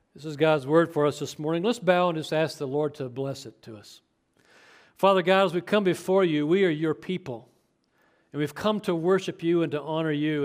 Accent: Chapman, Kansas, United States; growing up in Chapman, Kansas, not far from here

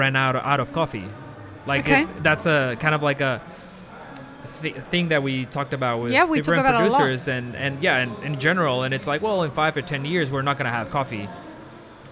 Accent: Guatemala; moved away; I'm from Guatemala

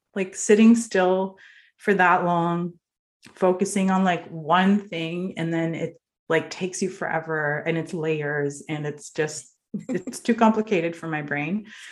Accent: Norway; moved away; also born or lived in northern Norway; I grew up in Norway

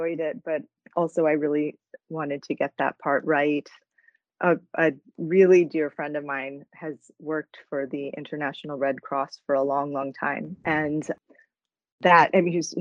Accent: New Jersey, United States; I grew up in New Jersey, but my parents came there from Canada

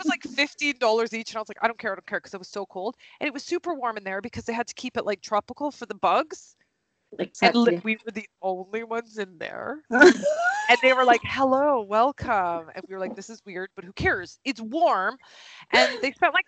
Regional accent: Canada; moved away; I'm not even from the cold part of Canada either. I'm from the warm part of Canada

